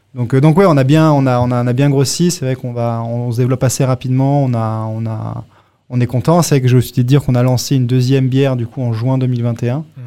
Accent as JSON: {"language": "French", "country": "Monaco", "tie": "born or raised there", "also_born_or_lived": "Singapore / Bangkok", "moved": "yes", "said": "Moi j'ai grandi à Monaco, hein, né à Monaco"}